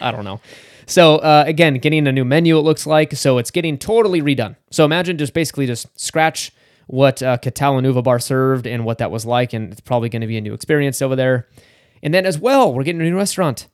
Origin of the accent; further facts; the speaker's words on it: Northern California, United States; I grew up in Northern California